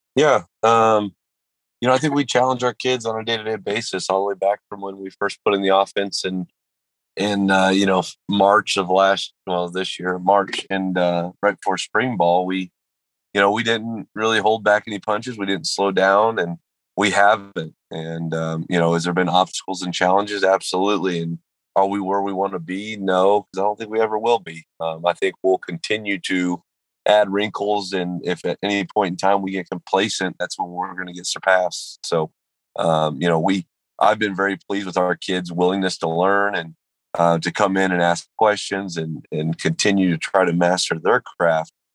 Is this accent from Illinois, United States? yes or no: no; Kansas, United States; moved away; I'm from Kansas originally, so um, having the opportunity to move back closer to family